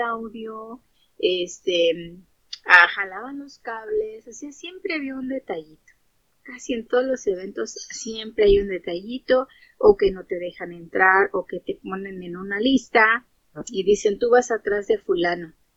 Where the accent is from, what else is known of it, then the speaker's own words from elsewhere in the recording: Mexico City, Mexico; now in Los Angeles, United States; Soy de Xochimilco, Distrito Federal, y vivo en Los Ángeles, California